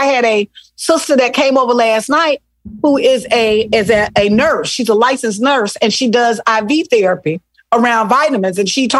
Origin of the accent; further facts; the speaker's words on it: Selma, Alabama, United States; also born or lived in Mobile, United States; Listen, I am from Selma, Alabama. Mobile. Ooh. I spent part of my life in Mobile on the coast. And then the majority of my life in a little city called Selma.